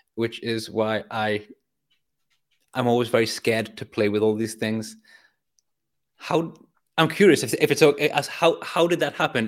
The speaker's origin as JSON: {"language": "English", "region": "North East England", "country": "United Kingdom", "tie": "born or raised there", "said": "I grew up in Northeast England"}